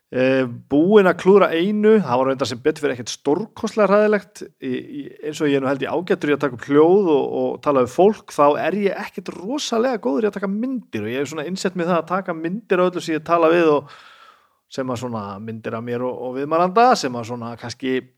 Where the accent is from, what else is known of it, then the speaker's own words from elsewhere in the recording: Húsavík, Northeastern Region, Iceland; moved away; ég er alltaf frá Húsavík